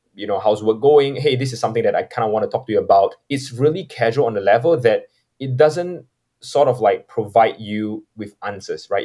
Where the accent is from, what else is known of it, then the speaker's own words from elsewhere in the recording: Singapore; I'm from Singapore